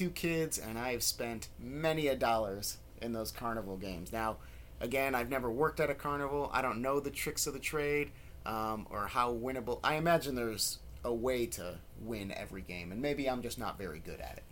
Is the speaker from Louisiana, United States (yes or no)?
no; Chicago, Illinois, United States; Lisa and myself are both born and raised in Chicago